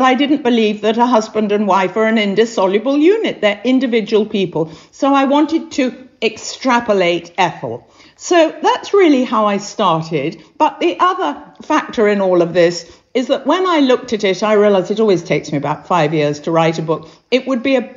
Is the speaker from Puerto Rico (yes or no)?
no; England, United Kingdom; they looked at me as an English person